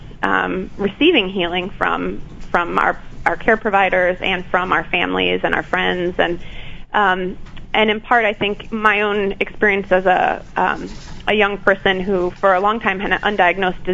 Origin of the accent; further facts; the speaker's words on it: Madison, Wisconsin, United States; I grew up in Madison, Wisconsin